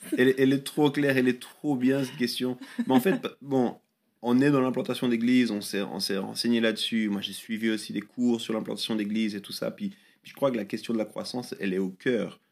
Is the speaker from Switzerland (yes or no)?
yes; Lausanne, Vaud, Switzerland; j'ai grandi à Lausanne. Euh, c'est vraiment la ville où je suis né, c'est là où j'ai grandi